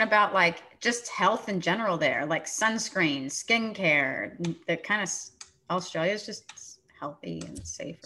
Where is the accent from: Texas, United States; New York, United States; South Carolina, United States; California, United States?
Texas, United States; Sugar Land; I'm from Sugarland, Texas